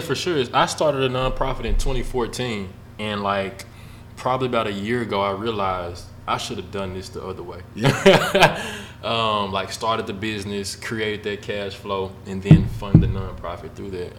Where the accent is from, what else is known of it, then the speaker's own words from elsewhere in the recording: Memphis, Tennessee, United States; moved away as an adult; now in Nashville, United States; I'm from Memphis